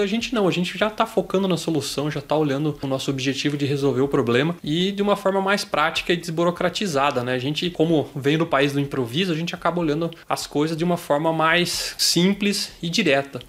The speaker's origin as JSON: {"language": "Portuguese", "region": "South Region", "country": "Brazil", "tie": "born or raised there", "moved": "as an adult", "lives_now": "Germany", "said": "Mesmo eu sendo do sul do Brasil, com minha cidade natal e praticamente divisa com a Argentina"}